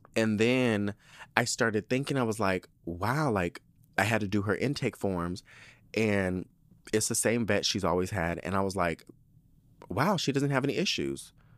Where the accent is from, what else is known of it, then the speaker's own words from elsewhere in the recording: Spring Valley, California, United States; also born or lived in Southeast San Diego, California; I wanna say six, we moved to Spring Valley